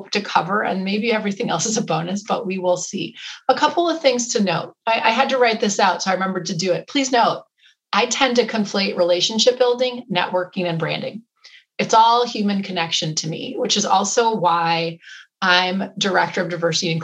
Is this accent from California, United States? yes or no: no; Wisconsin, United States; I grew up in Wisconsin